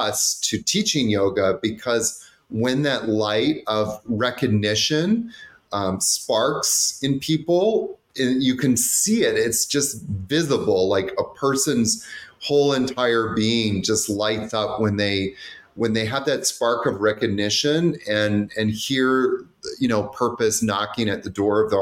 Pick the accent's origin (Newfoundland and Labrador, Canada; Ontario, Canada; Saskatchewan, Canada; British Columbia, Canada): British Columbia, Canada; Vancouver; I grew up in Vancouver